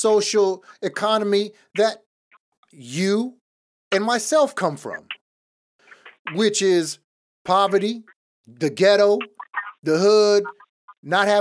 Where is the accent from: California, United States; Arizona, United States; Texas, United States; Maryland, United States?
California, United States; Los Angeles; I was born in East Los Angeles, in one of the worst neighborhoods in East LA. My dad was a gang member.